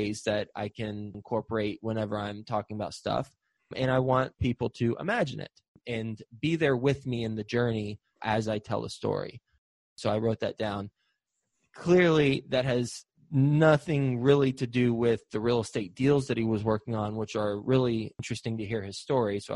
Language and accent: English; Texas, United States; also born or lived in Flint, Michigan; I was born in Flint, Michigan, grew up in Texas, but born in Flint, Michigan